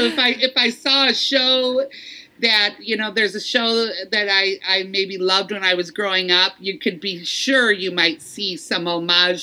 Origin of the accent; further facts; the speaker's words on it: Detroit, Michigan, United States; growing up in Detroit